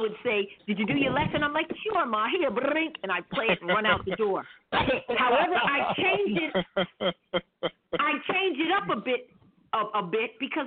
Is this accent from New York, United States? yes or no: yes; New York City, New York, United States; I started off as a pianist out of Queens, Jamaica, Queens